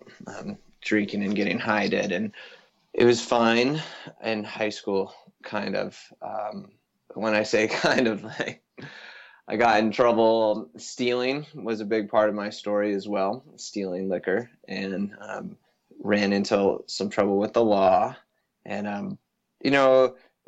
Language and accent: English; Avon, Colorado, United States; also born or lived in Boulder, Colorado; I come from, born and raised in a town just outside Vail, Colorado.